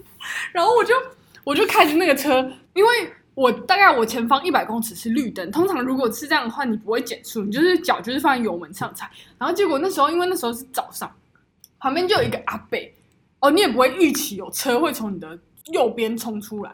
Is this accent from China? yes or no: no; Taichung, Taiwan; 我们 台中人就是这样，霸气